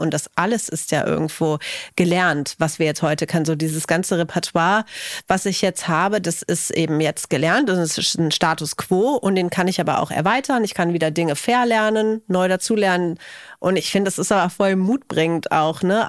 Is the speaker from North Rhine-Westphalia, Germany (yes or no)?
yes; Cologne, North Rhine-Westphalia, Germany; ich komme ja aus Köln